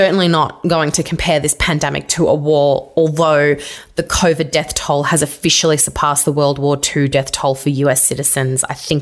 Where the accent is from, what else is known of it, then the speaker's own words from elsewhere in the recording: Victoria, Australia; I'm also from Victoria, and that was the hard lockdown state